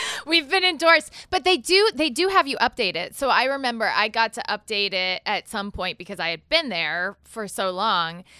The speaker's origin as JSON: {"language": "English", "town": "Galesburg", "region": "Illinois", "country": "United States", "tie": "born or raised there", "said": "I was raised in Galesburg, Illinois"}